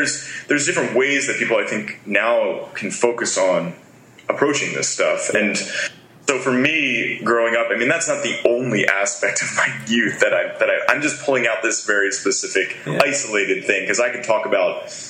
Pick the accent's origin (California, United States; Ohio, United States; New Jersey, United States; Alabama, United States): New Jersey, United States; I grew up in South New Jersey. So I have a very neutral accent now from singing mostly and traveling the world, that I don't really talk like I'm from Philadelphia.